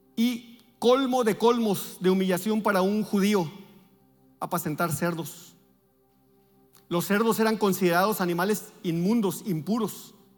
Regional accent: Navojoa, Sonora, Mexico; moved away; nosotros vivimos, venimos de Navojoa

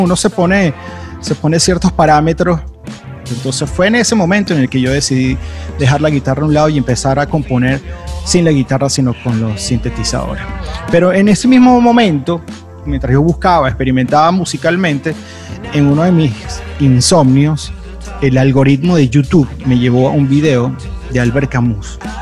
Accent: Venezuela; pensaba en mi país, pensaba en Venezuela

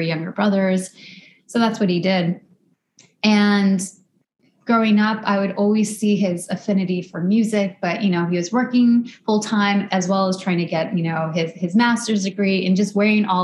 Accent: suburbs of Chicago, Illinois, United States; also born or lived in West Coast; now in New York, United States; I grew up in the suburbs of Chicago. I never lived in Chicago

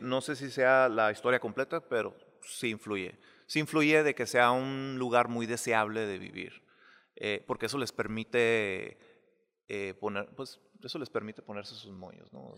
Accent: Mexicali, Baja California, Mexico; moved away; yo crecí en casas de bloque, yo crecí en Mexicali

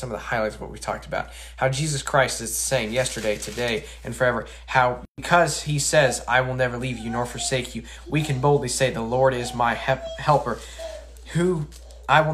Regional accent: Colorado, United States; moved away; I'm from Colorado, so this is kind of normal.

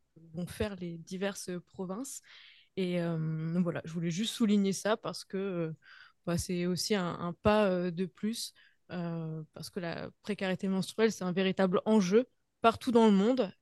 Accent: Normandy, France; now in Halifax, Canada; je suis de Normandie, donc on avait toujours des, du poisson, des crustacés, ce genre de choses.

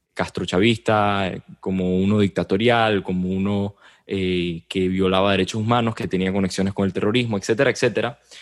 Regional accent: Venezuela; lo digo como venezolano

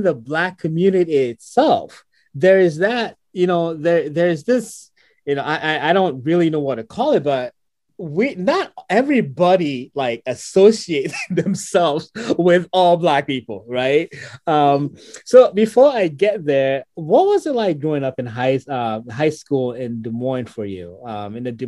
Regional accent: Ghana; now in United States; growing up in Ghana, I didn't even know a lot about the United States.

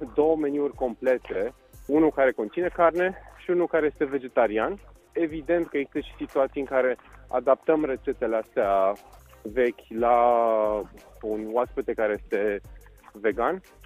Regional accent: Bucharest, Romania; moved away as an adult; now in Viscri, Romania; m-am născut în București, am făcut și școala generală și liceu, cam toate în zona universitate

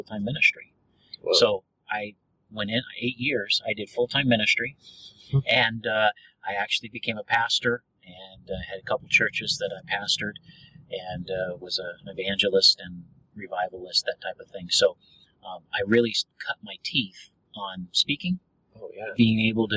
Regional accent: the Northwest, Pacific Northwest, United States; now in Dallas, United States; I grew up in the Northwest

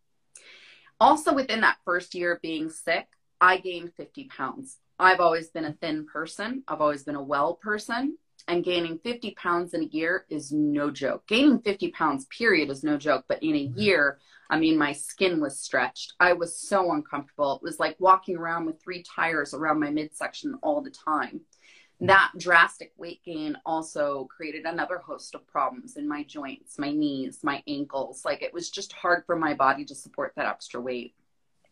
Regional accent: Florida, United States; also born or lived in Hawaii; now in Phoenix, United States; I grew up in Florida.

